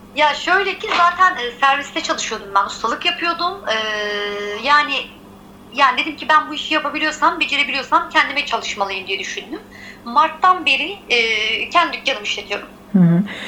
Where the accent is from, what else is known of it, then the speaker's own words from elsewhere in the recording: Izmir, Turkey; also born or lived in Giresun (ancestry); doğma büyüme İzmirliyim